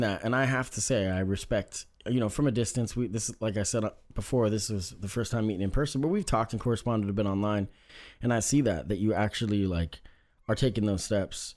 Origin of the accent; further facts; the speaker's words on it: Oregon, United States; growing up in Oregon, I mean, it's no secret that it's not super diverse, right?